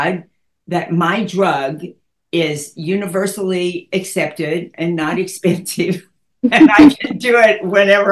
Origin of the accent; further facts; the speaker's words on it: Dallas, Texas, United States; I grew up in Dallas and went to school there, and then went to North Texas in Denton